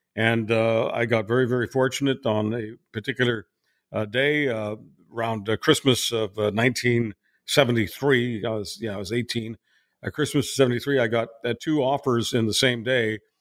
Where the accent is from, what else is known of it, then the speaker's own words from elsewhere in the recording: Montreal, Quebec, Canada; moved away as an adult; also born or lived in Budapest, Hungary / Calgary; technically Budapest is my hometown, but Montreal is a town I was raised in.